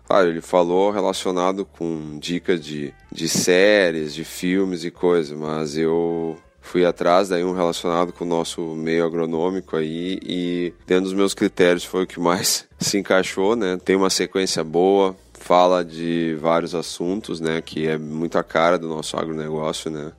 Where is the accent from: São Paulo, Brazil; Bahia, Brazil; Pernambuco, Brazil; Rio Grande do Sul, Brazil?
Rio Grande do Sul, Brazil; Porto Alegre; sou de Porto Alegre, Rio Grande do Sul